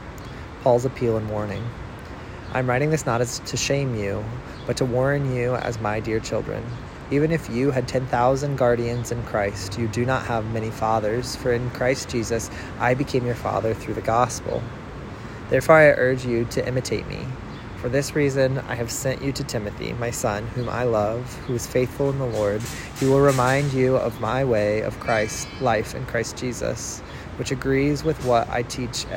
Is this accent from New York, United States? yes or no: no; Central Illinois, United States; now in Nashville, United States; a person born and raised in Central Illinois, now reading from Nashville, Tennessee